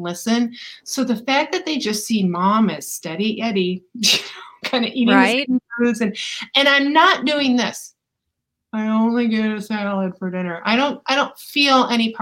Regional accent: Ann Arbor, Michigan, United States; also born or lived in Saline, Michigan; now in Atlanta, United States; I happen to have been born and raised in Ann Arbor, Michigan, Saline, Michigan.

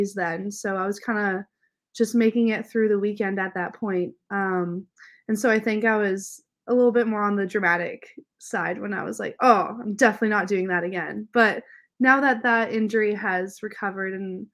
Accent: Canada; I grew up in Canada

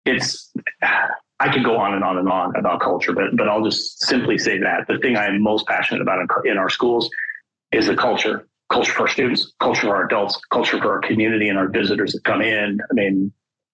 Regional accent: Wyoming, United States; also born or lived in Arizona; my home state of Wyoming

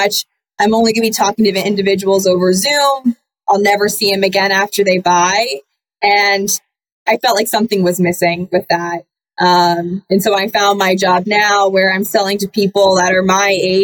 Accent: Annapolis, Maryland, United States; moved away as an adult; also born or lived in Boston; I'm from Annapolis, Maryland

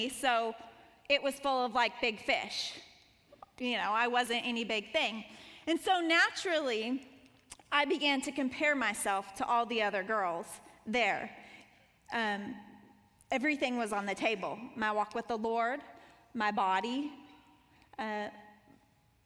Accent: Montana, United States; moved away as an adult; also born or lived in Colorado Springs; I grew up in Montana

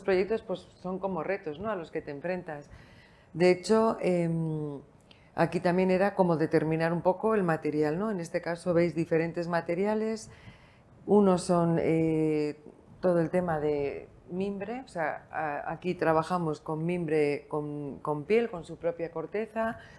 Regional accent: San Sebastián, Basque Country, Spain; moved away as an adult; also born or lived in Bilbao; now in Lugo, Spain; aunque soy vasca, nacida en San Sebastián, estudié en Bilbao biología

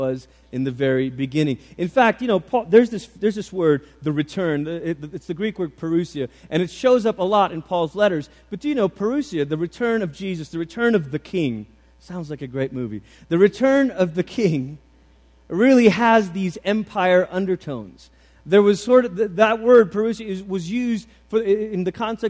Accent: Malaysia; the church that I grew up in Malaysia

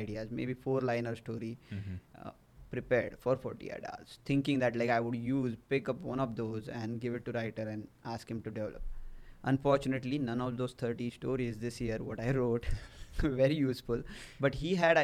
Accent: India; moved away as an adult; now in United States; I came to US from India

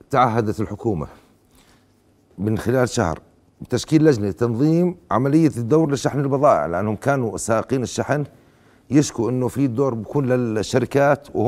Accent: Jordan; وأنا وأقول كأردني أننا كأردنيون مهما اشتدت بنا الشدائد والأزمات نقف كلنا في نجدة الوطن

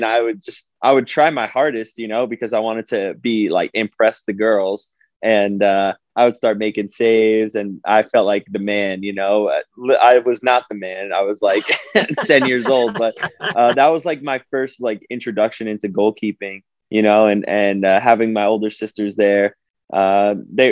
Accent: Bergen County, New Jersey, United States; where I grew up in Bergen County

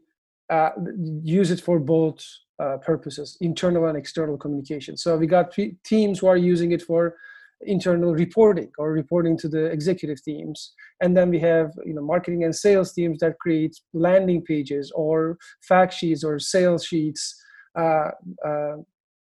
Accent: Istanbul, Turkey; English is a second language; moved away as an adult; now in United States; I'm originally from Turkey. I moved to the US in 2003

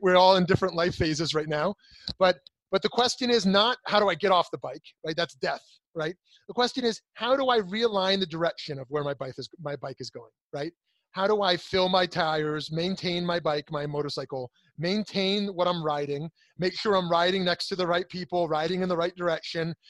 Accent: United States; I'm an American, I'm a Jew

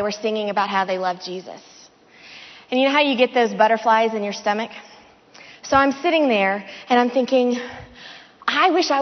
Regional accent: the South, United States; I grew up in the South. My whole family is from either Memphis, Tennessee, or Mississippi

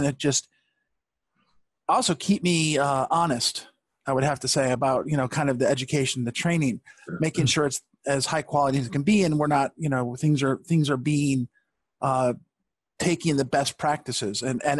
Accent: Rochester, New York, United States; and everyone found out I was from Rochester.

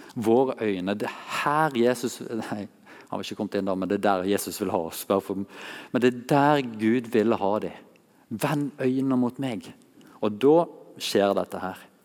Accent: Masfjorden, Vestland, Norway; her er vi hjemme i stua der jeg vokste opp, i Massfjorden.

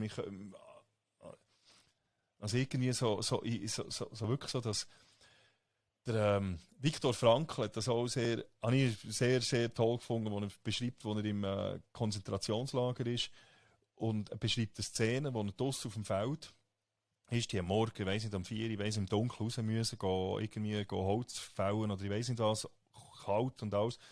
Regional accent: Switzerland; also born or lived in United States

